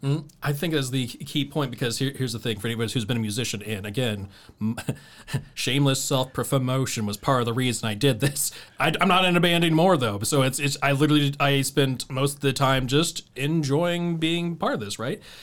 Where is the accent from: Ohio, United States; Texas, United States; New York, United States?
Ohio, United States; Dayton; I'm from North Dayton